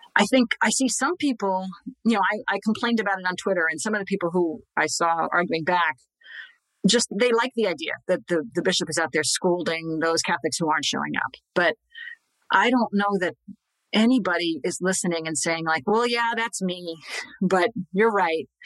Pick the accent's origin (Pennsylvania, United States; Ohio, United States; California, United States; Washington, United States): Pennsylvania, United States; Scranton; I'm from Scranton. He went to my grade school, to my parish.